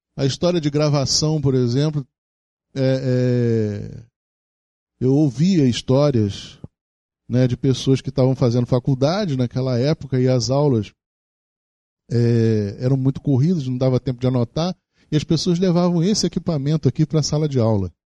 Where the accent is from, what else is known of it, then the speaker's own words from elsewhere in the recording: Rio de Janeiro, Brazil; a cidade do Rio de Janeiro, onde eu nasci